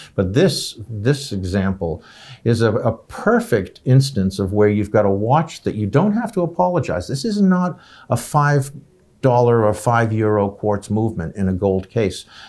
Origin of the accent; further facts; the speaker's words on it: United States; I'm an American